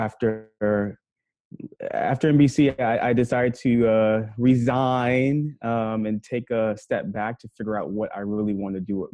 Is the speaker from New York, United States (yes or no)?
yes; New York City, New York, United States; also born or lived in Kentucky; now in New York, United States; I'm from Harlem, New York, born and raised. Spent 17 years there before going to Kentucky